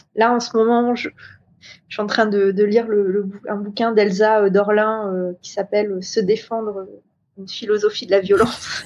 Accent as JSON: {"language": "French", "country": "New Caledonia", "said": "je viens de Nouvelle-Calédonie"}